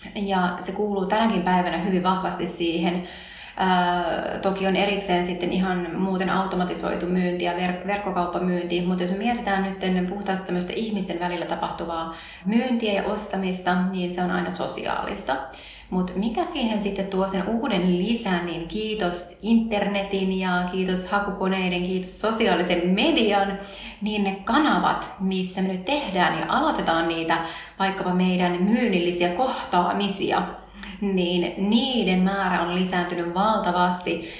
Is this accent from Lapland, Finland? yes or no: no; Tervo, North Savo, Finland; also born or lived in Helsinki; hän perusti autokorjaamon pienen, pienen Tervon kylään silloin, missä hän itse oli syntynyt ja, ja tota, me muutettiin silloin Helsingistä takaisin sinne seuduille